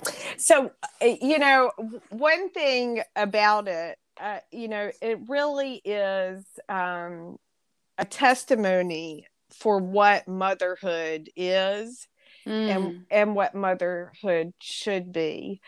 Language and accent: English; North Carolina, United States; I, as a Southerner, a native Southerner of North Carolina